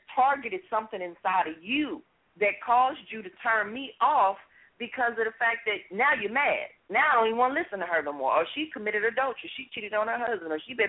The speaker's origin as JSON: {"language": "English", "town": "Los Angeles", "region": "California", "country": "United States", "tie": "born or raised there", "said": "I share my story of the background that I had growing up in South Central L.A. and some of the things that I've been through as a child."}